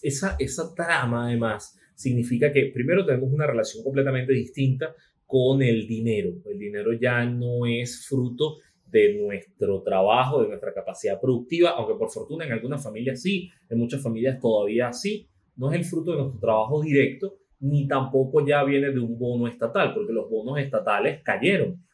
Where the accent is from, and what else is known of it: Venezuela